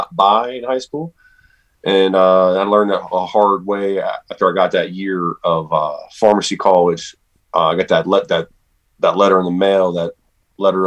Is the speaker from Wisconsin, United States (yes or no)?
no; Steubenville, Ohio, United States; born and raised in Steubenville, Ohio